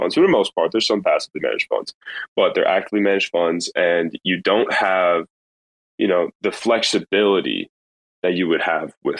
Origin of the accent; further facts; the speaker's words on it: New York, United States; now in Florida, United States; I'm really a New Yorker at heart. I'm really a New Yorker, but since I've been down here